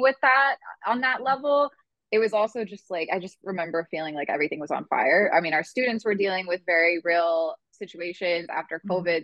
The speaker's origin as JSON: {"language": "English", "town": "Houston", "region": "Texas", "country": "United States", "tie": "born or raised there", "also_born_or_lived": "New York City", "moved": "as an adult", "lives_now": "Los Angeles, United States"}